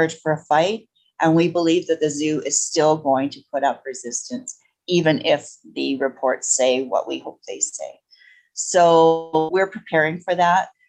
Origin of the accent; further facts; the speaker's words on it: Edmonton, Alberta, Canada; I was from Edmonton